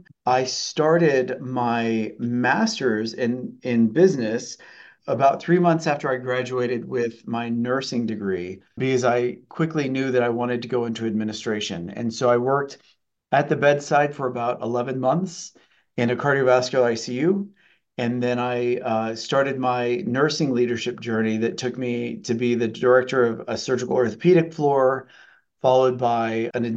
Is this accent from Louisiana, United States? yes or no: no; El Paso, Texas, United States; now in Ottumwa, United States; I'm actually from the South. I'm from El Paso, Texas.